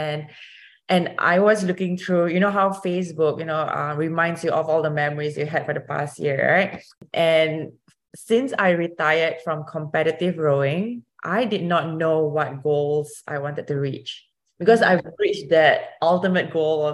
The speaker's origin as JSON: {"language": "English", "country": "Singapore", "moved": "as an adult", "lives_now": "United States", "said": "I used to row for my home country of Singapore. I was the first Singaporean rower"}